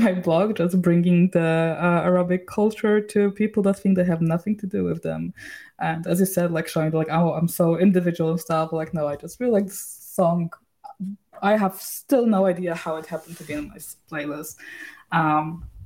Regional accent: Poland; moved away as an adult; now in Sweden; I was born in Poland

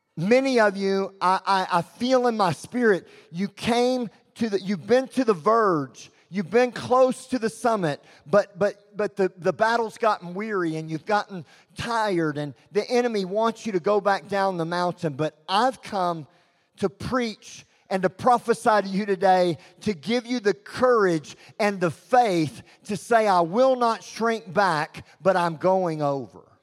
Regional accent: Texas, United States; I'm from Texas

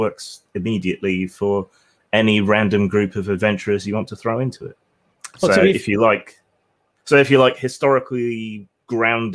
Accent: England, United Kingdom; I'm English.

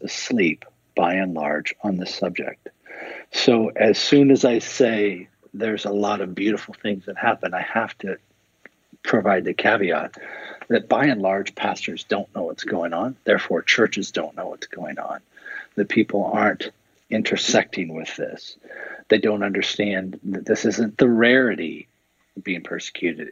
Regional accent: Seattle, Washington, United States; I grew up in Seattle

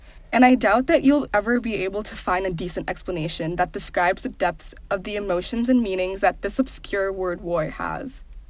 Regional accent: Indonesia; also born or lived in New York City; we Indonesians are a people united by Bahasa Indonesia, our national language.

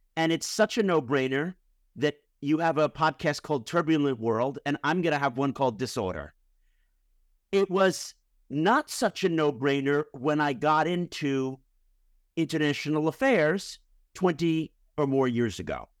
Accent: New York City, New York, United States; also born or lived in Massachusetts; I'm from Manhattan, that's where I grew up

